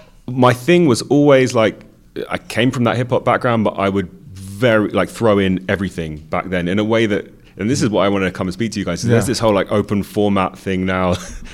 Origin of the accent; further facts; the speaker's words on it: London, United Kingdom; I was born and raised in London.